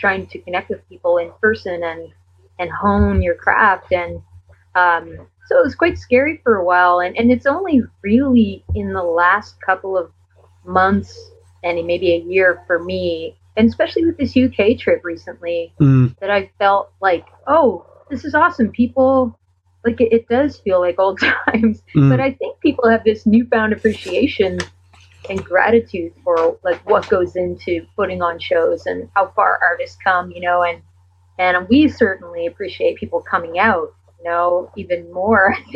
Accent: Canada; being a Canadian artist

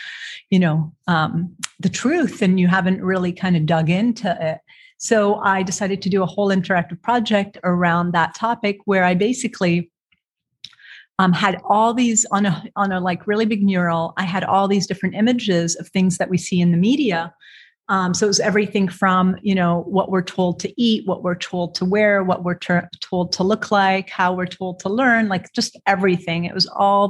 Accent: Beirut, Beirut Governorate, Lebanon; moved away as an adult; also born or lived in Alexandria, Egypt / Toronto, Canada / Richmond, Virginia; now in Portland, United States; So I was born in Alexandria, Egypt. I grew up between Beirut, Lebanon and Toronto, Canada.

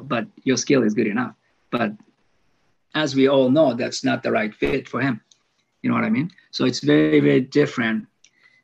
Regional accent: Osaka, Japan; English is a second language; moved away as an adult; also born or lived in Tokyo area, Japan; I was like 11 years old, and I'm from Osaka, Japan.

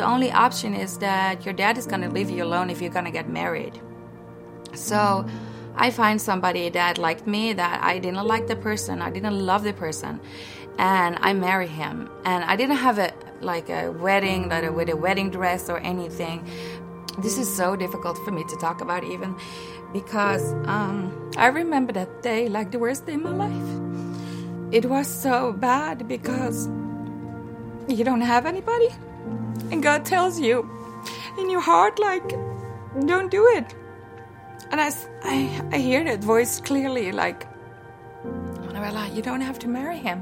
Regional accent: Netherlands; I was born in the Netherlands, and I was raised in a very Christian family

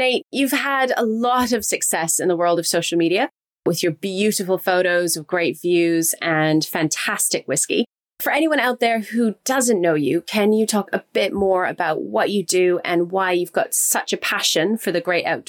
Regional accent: Canada; now in London, United Kingdom; as a Canadian myself, despite living in London.

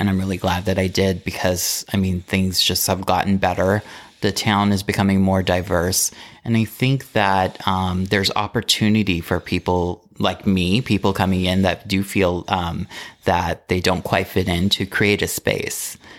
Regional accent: Modesto, California, United States; moved away as an adult; also born or lived in San Francisco / Los Angeles; now in Palm Springs, United States; Okay, I am from Modesto, California, born and raised. It's a small town.

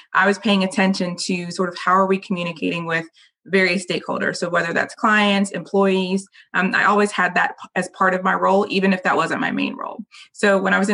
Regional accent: Raleigh, North Carolina, United States; So I was born and raised in Raleigh

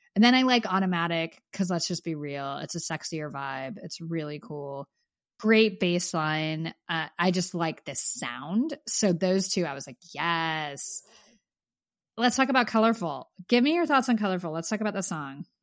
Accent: Pennsylvania, United States; I grew up in Pennsylvania

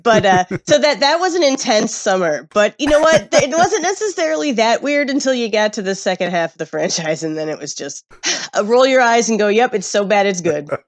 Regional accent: Midwest, United States; I grew up in the Midwest

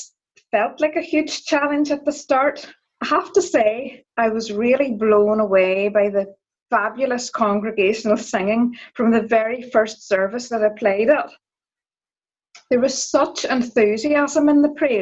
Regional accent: Donaghadee, Northern Ireland, United Kingdom; I'm from Donaghadee

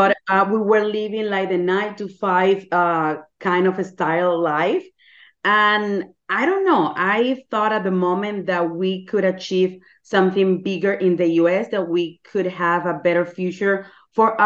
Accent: Venezuela; English is a second language; moved away as an adult; also born or lived in Panama; now in United States; I'm from Venezuela

